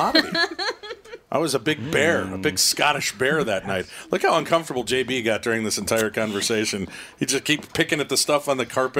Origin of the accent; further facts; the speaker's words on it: Minnesota, United States; from Minnesota in the state, you know, in the States.